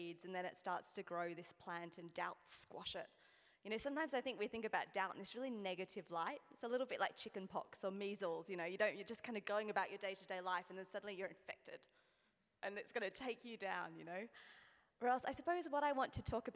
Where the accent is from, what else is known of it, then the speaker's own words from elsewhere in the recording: Australia; as you can hear, again, I'm Australian